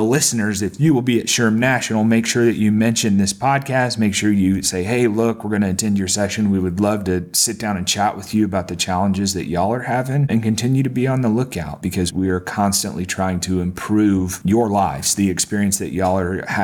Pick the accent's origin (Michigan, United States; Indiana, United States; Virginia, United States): Indiana, United States; now in Texas, United States; I live in Texas, but I'm from Indiana